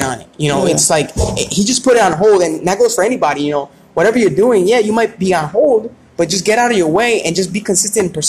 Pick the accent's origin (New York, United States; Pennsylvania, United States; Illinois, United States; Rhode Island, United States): Rhode Island, United States; we're from Rhode Island.